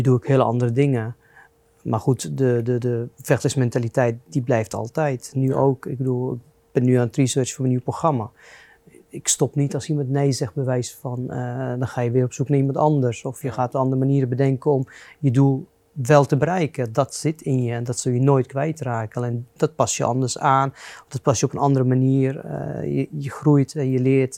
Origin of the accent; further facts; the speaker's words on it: Lebanon; now in Netherlands; Ik ben in Libanon geboren en opgegroeid in burgeroorlog